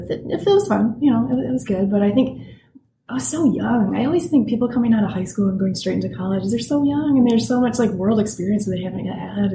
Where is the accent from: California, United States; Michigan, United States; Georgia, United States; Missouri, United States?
Michigan, United States; Frankenmuth; now in Portland, United States; I grew up in a very small tourist town called Frankenmuth in Michigan